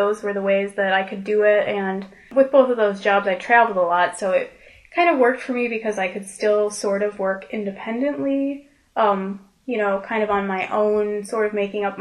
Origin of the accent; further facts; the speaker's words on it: Chicago, Illinois, United States; moved away as an adult; also born or lived in Kalamazoo, Michigan; now in Grand Rapids, United States; I grew up in northwest of Chicago, actually. Went to high school in that area